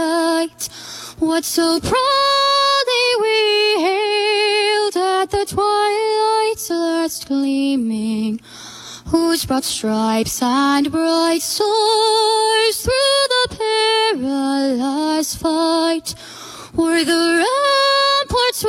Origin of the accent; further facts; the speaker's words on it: West Delaware, Iowa, United States; I'm from West Delaware.